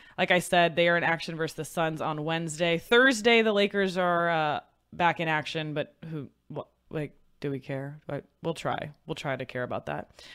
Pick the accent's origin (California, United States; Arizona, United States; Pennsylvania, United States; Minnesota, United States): California, United States; Pleasanton; which is where I went to high school in Pleasanton, California